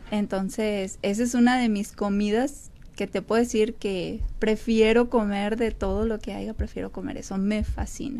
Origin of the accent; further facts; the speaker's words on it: Sierra de Chihuahua, Mexico; now in Mesa, United States; yo soy originaria de Chihuahua, de la Sierra de Chihuahua